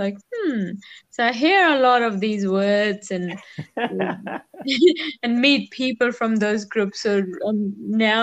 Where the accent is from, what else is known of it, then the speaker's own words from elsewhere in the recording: India; now in Australia; I come from India.